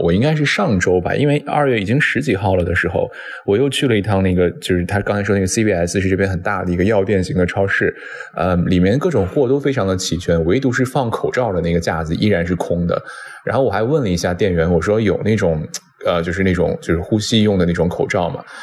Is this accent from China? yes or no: yes; China; now in Washington, United States; 我们身在国外，作为中国人身在国外